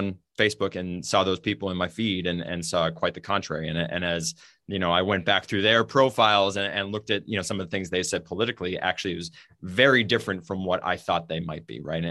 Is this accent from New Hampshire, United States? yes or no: yes; New Hampshire, United States; We grew up in New Hampshire, which is known as being now kind of like a purplish state